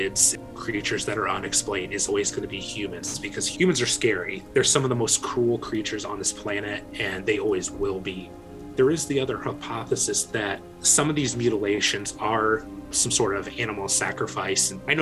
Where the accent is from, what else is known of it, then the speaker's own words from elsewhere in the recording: Decatur, Illinois, United States; in my hometown at Scoville Zoo